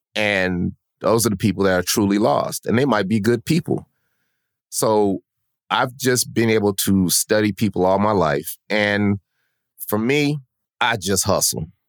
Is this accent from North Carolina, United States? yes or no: no; Denver, Colorado, United States; moved away as an adult; also born or lived in Sacramento, California; now in Atlanta, United States; we're from Denver, Colorado.